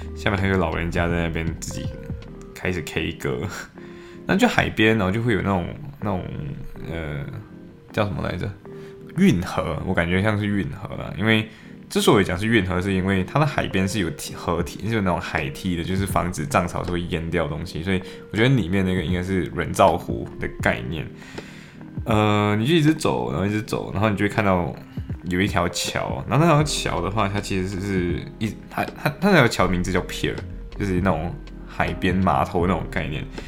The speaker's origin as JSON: {"language": "Chinese", "country": "Malaysia", "tie": "born or raised there", "moved": "as an adult", "lives_now": "Liverpool, United Kingdom", "said": "我的家乡，我在马来西亚，天天你要看夕阳，就去看夕阳"}